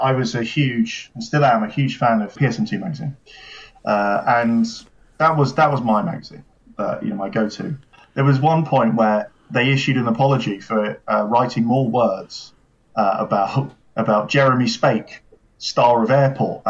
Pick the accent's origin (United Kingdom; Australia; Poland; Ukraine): United Kingdom; As a British person